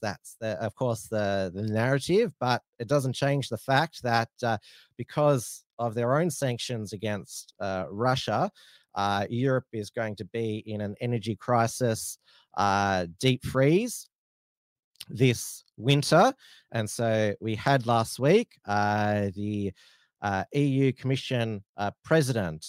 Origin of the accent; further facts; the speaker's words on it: Australia; I'm a Australian Republican